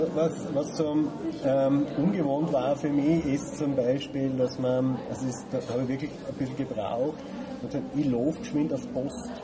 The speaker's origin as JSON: {"language": "German", "area": "Leoben district", "region": "Upper Styria", "country": "Austria", "tie": "born or raised there", "also_born_or_lived": "Bruck an der Mur / Innsbruck / Bregenz, Vorarlberg", "moved": "as an adult", "lives_now": "Vorarlberg, Austria", "said": "Ich bin äh, in der Obersteiermark geboren, im Bezirk Lom aufgewachsen"}